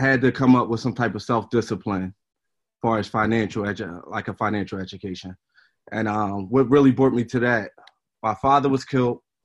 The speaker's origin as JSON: {"language": "English", "town": "Philadelphia", "region": "Pennsylvania", "country": "United States", "tie": "born or raised there", "also_born_or_lived": "West Oak Lane, Philadelphia", "said": "I grew up in the Germantown area. From the ages of, I would say, 1 through 16"}